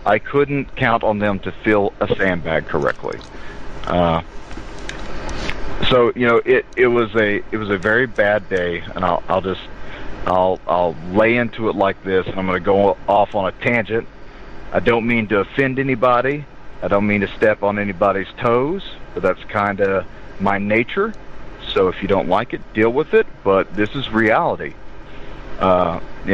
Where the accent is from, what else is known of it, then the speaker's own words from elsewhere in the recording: the South, United States; accent: southern; I'm from the South